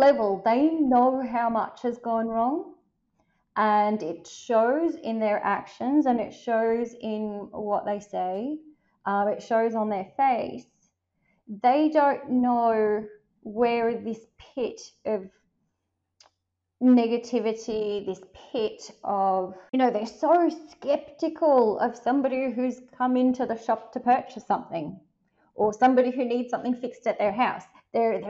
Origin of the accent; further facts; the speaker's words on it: Melbourne, Victoria, Australia; moved away as an adult; also born or lived in Athens, Greece; I grew up in Melbourne. I was 25 or 26 when I left.